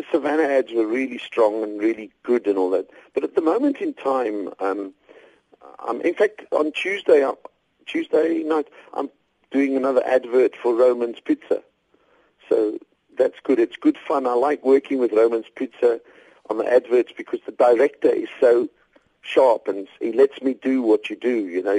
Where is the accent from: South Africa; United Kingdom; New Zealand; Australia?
South Africa; hi, I'm from South Africa, so if you just pass your wallets forward, there won't be a problem.